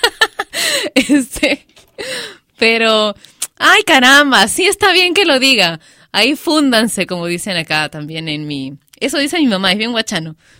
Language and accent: Spanish; Peru